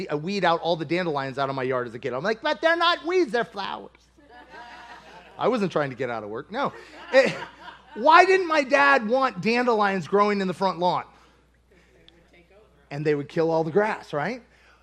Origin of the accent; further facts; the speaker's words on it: Kentucky, United States; I'm from Kentucky, and we have a new season of rocks in our fields every year.